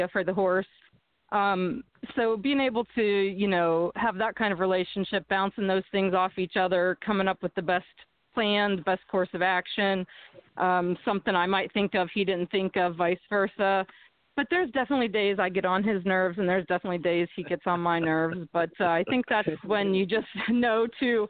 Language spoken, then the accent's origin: English; Punxsutawney, Pennsylvania, United States; from my hometown of Punxsutawney